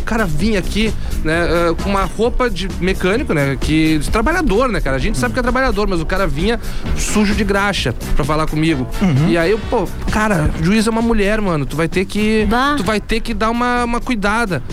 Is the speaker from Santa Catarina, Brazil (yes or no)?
no; Pelotas, Rio Grande do Sul, Brazil; sou natural de Pelotas e resido aqui até hoje